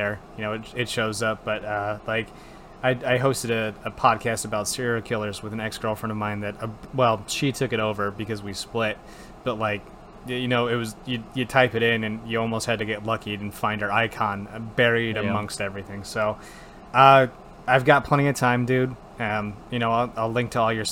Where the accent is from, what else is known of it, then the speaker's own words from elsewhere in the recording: Wisconsin, United States; moved away; I was from Wisconsin